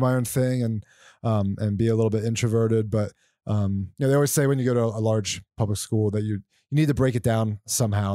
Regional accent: north of Philadelphia, Pennsylvania, United States; moved away as an adult; I grew up out, uh, north of Philadelphia, Pennsylvania, and I, um, lived in, in Pennsylvania until through college

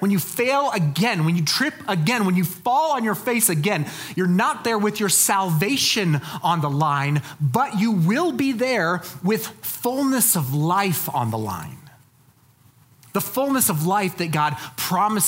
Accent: Colorado Springs, Colorado, United States; I'm from Colorado Springs. That's where I grew up

